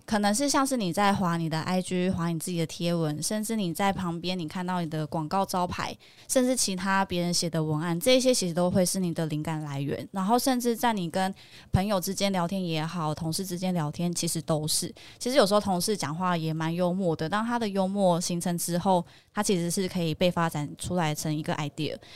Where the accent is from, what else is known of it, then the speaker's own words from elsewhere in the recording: Kaohsiung, Taiwan; now in Taipei, Taiwan; 那因为我本身是高雄人